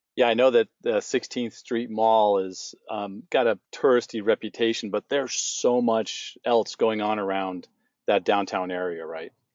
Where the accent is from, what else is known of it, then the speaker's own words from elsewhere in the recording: San Diego, California, United States; now in Phoenix, United States; where I grew up in San Diego